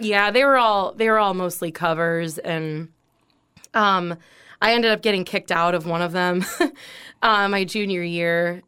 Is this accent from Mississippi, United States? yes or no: no; North Port, Florida, United States; also born or lived in Venice, Florida; I grew up in Northport, Florida, which is about an hour north of here